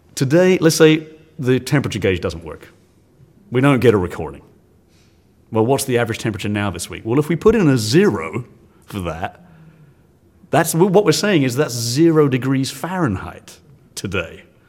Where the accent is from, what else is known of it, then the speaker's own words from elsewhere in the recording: England, United Kingdom; now in Texas, United States; I, I am English